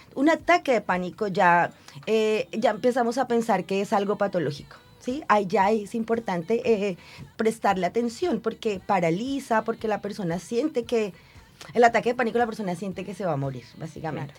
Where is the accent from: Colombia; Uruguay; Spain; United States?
Colombia; Bogotá; moved away as an adult; now in Concepción, Chile; yo soy bogotana y Bogotá es una ciudad bastante fría y lluviosa todo el año